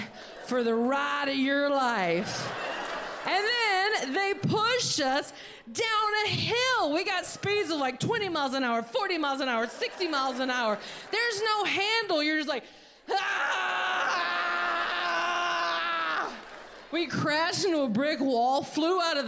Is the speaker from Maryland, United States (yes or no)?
no; North Carolina, United States; I'm from North Carolina